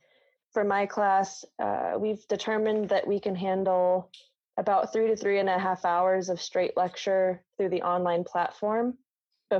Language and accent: English; Midwest, United States; moved away; I grew up in the Midwest